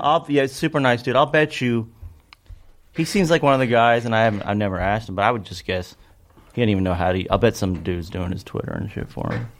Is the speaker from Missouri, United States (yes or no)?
no; Kentucky, United States; growing up in Kentucky was kind of all there is.